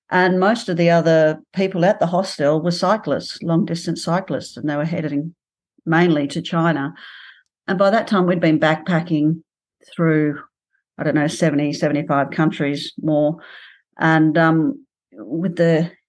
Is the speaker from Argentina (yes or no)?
no; Outback, Australia; moved away as an adult; originally from Outback Australia